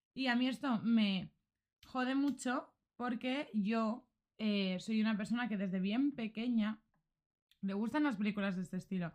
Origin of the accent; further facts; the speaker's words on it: Xeresa, Valencian Community, Spain; podría haber sido mi pueblo, podría haber sido Xeresa